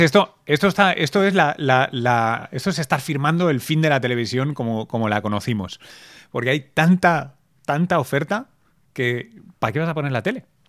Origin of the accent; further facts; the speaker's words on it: Barcelona, Catalonia, Spain; yo me crié en Barcelona